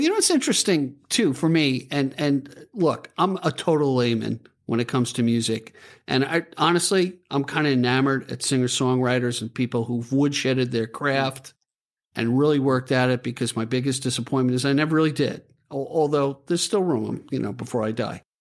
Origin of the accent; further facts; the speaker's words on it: New York, United States; I'm from New York, so we, we talk kind of rough